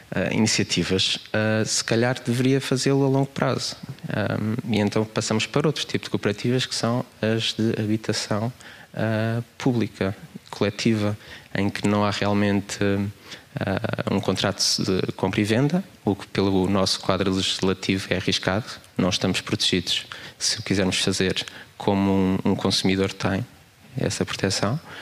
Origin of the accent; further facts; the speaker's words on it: Queluz, Lisbon, Portugal; also born or lived in Porto; minha infância em Queluz, também vivi no Porto